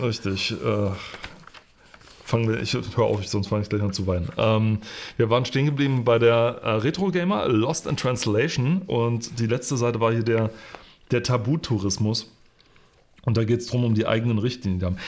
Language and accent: German; Germany; als Deutscher